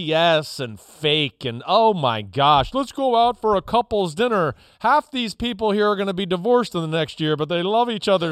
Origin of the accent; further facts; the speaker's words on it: New Jersey, United States; You know, up here where I grew up in New Jersey, like they played that loud siren at like 6 o'clock in the morning.